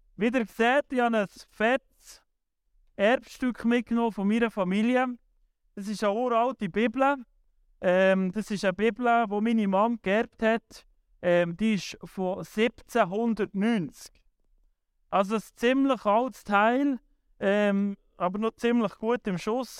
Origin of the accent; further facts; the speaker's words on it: Switzerland; wir hier in der Schweiz